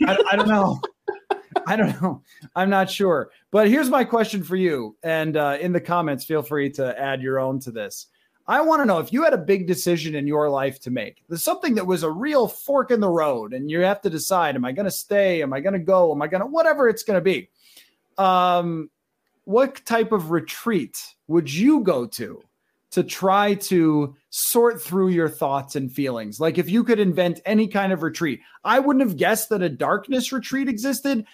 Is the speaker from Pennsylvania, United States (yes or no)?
no; Buffalo, New York, United States; moved away; my hometown is Buffalo